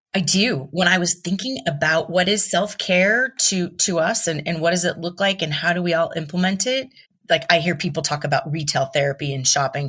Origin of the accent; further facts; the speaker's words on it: Southern California, United States; also born or lived in Yucca Valley, California; I was born and raised in Southern California